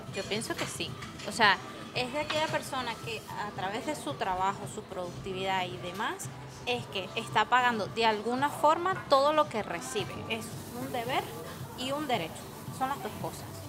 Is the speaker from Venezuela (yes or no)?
yes; Caracas, Capital District, Venezuela; now in Spain; en mi país, tú, ah, después de que salías de Caracas